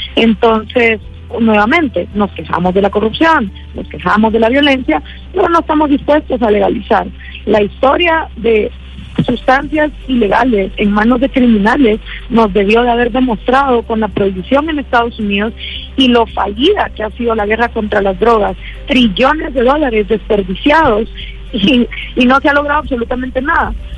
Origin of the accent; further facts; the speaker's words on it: Guatemala; después de 10 años de estar haciendo activismo en mi país, programas de radio, publicando libros